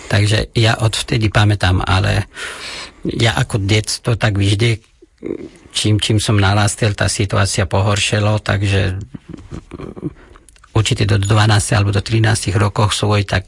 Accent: Afghanistan; Slovak is a second language; moved away as an adult; also born or lived in Kunduz, Afghanistan / Kabul, Afghanistan / Trnava, Slovakia; now in Slovakia; kde, odkiaľ pochádzam ja, tak to je oblasti nejde Hornatí.

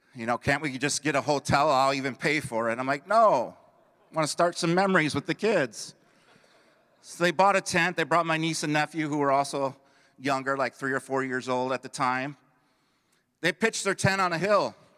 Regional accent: Belvidere, Illinois, United States; I moved back towards my hometown, administered in Belvedere, Illinois

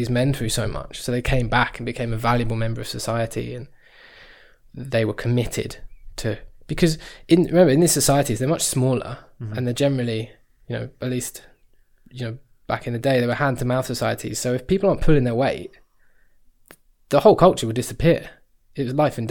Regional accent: England, United Kingdom

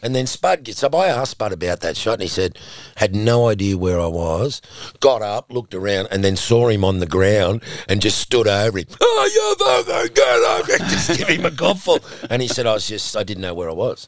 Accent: Sydney, New South Wales, Australia; when Ray and I were growing up in Matraville

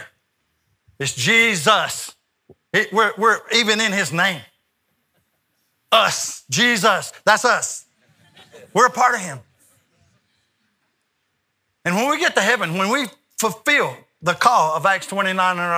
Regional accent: United States; I'm from America

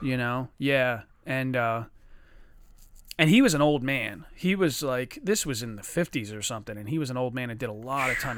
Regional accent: Chester, Pennsylvania, United States; I grew up with guys in Chester that fought fucking dogs every day

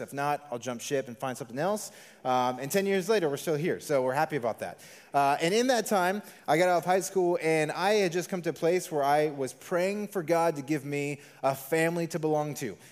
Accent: Las Vegas, Nevada, United States; I am a, a true local Las Vegan. I was born and raised here in the Valley.

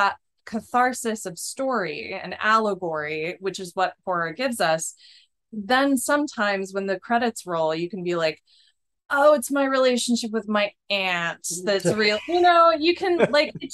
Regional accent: the Bible Belt, United States; I grew up in the Bible Belt

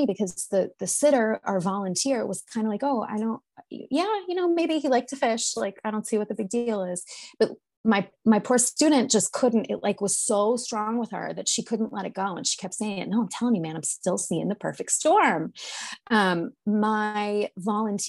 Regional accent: North Shore of Massachusetts, United States; now in Maine, United States; we are from Massachusetts. I live in Maine now, but we're from Massachusetts. We're from the North Shore of Massachusetts

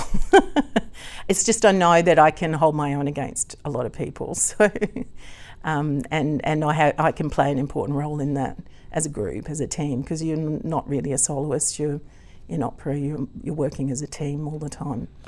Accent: Gympie, Queensland, Australia; accent: Aussie; also born or lived in United Kingdom; I was born in Gimpy

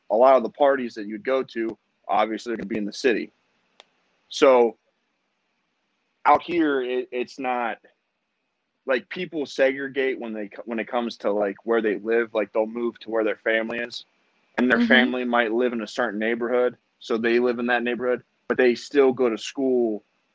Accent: Windham, Ohio, United States; also born or lived in Ravenna, Ohio / Cleveland, Ohio; we lived in Windham, and Windham is like projects that are in the middle of the country

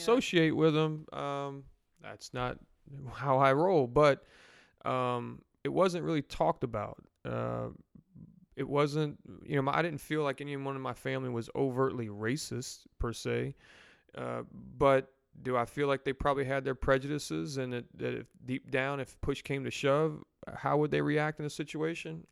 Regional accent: New Orleans, Louisiana, United States; moved away; We're from New Orleans originally

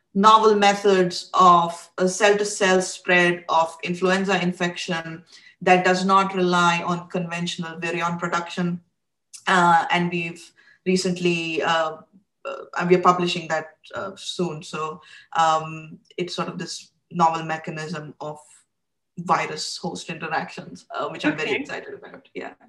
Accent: India; I grew up in India

